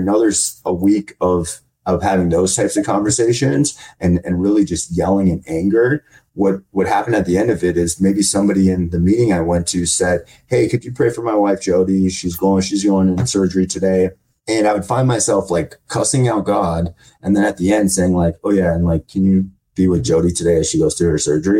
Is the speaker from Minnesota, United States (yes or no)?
yes; Minnesota, United States; moved away as an adult; now in Arizona, United States; So in my hometown, in a small podunk town in Minnesota